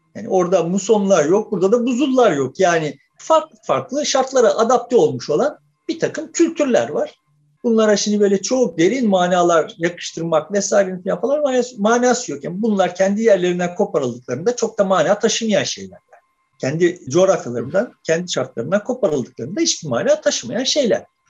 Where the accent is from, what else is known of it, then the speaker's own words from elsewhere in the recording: Turkey; biz de kendimizi o yüzden Türk diyoruz